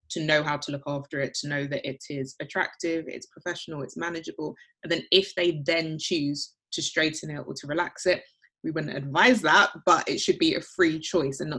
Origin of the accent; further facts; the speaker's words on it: London, United Kingdom; born there; So my two older brothers were born in, in Accra and I was born in London. So I suppose I'm a first generation immigrant.